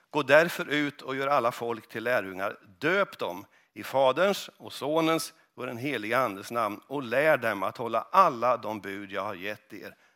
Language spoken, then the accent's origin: Swedish; Stensele, Västerbotten County, Sweden; kommer från Stensele. Är det någon som vet var Stensele ligger? Ja, det vet ni.